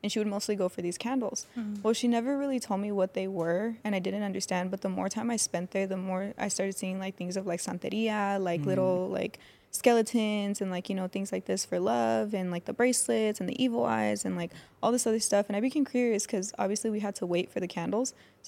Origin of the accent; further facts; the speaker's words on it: Fontana, California, United States; So I was born and raised in Fontana. I moved around a lot, like, as a kid, because my parents were separated.